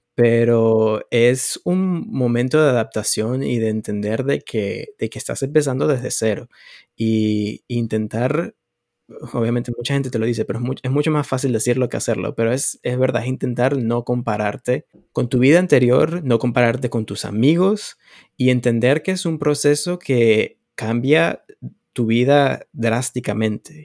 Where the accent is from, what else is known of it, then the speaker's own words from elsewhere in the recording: Venezuela; moved away as an adult; now in Canada; en mi país, en ese momento, Venezuela